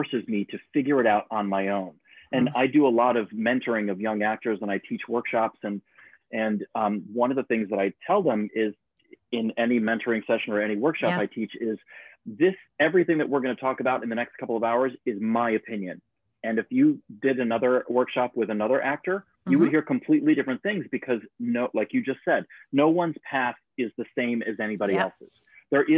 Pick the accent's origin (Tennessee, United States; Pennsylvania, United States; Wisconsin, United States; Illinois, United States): Illinois, United States; moved away as an adult; also born or lived in Ohio; now in New York City, United States; I grew up in Illinois